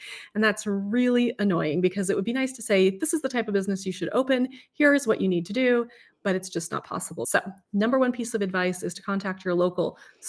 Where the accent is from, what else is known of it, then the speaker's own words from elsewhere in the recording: California, United States; now in Washington, United States; I came from California.